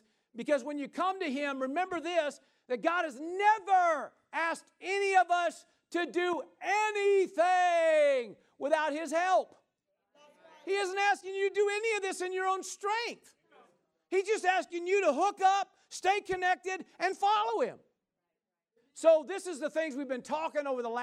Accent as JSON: {"language": "English", "region": "Midwest", "country": "United States", "tie": "born or raised there", "said": "I grew up, like I said, in the Midwest, and we grew up in Tornado Alley"}